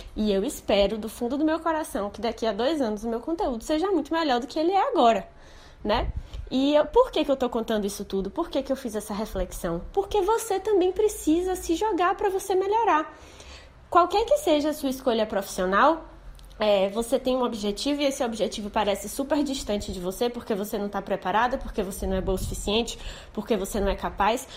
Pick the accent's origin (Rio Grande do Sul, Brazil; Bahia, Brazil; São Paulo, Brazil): Bahia, Brazil; Salvador; Eu sou de Salvador